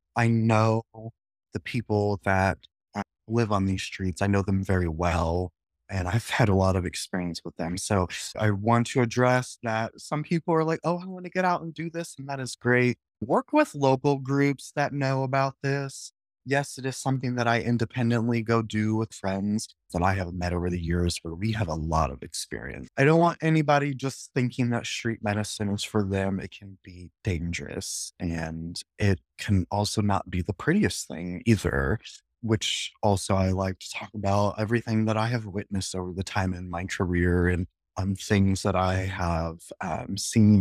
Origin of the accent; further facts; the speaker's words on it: Lincoln, Nebraska, United States; I was born and raised in Nebraska, in Lincoln, and spent most of my life in District 27